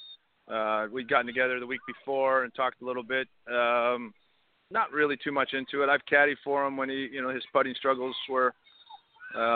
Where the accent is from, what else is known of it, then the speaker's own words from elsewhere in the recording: Canada; I'm Canadian